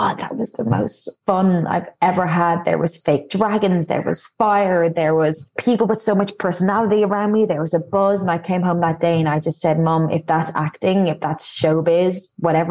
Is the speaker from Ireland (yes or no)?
yes; Dublin, Leinster, Ireland; moved away; I'm from Clontarf. I grew up in the same house